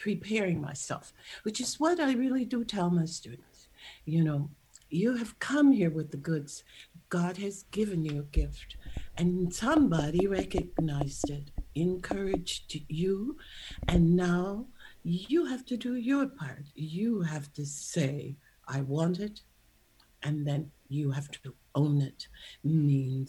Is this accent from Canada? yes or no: no; St. Louis, Missouri, United States; I was born in St. Louis